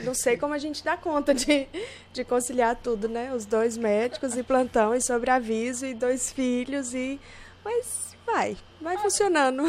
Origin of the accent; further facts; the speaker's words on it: Gurupi, Tocantins, Brazil; also born or lived in Goiânia; Eu sou de Gurupi, nascida em Gurupi